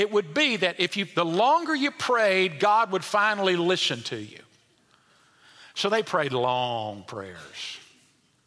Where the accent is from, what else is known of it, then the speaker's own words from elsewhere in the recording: El Dorado, Arkansas, United States; as a kid, there was a certain man growing up in El Dorado, Arkansas, at Westside Baptist Church